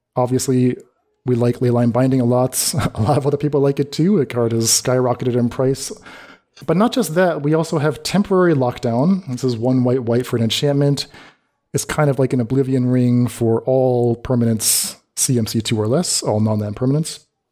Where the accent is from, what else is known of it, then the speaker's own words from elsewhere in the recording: United States; my advice as an American.